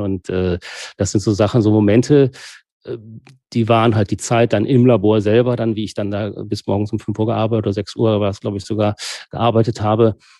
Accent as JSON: {"language": "German", "region": "Rhineland", "country": "Germany", "said": "als Rheinländer"}